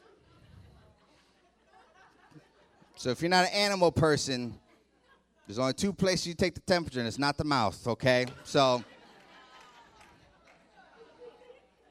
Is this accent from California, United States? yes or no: no; Youngstown, Ohio, United States; now in Columbus, United States; I'm from Youngstown originally, live in Columbus now